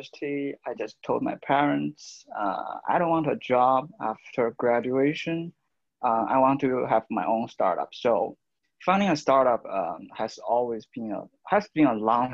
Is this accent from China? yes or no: yes; China; also born or lived in Taiwan; I'm from China. I'm currently in Shenzhen, the southern part of China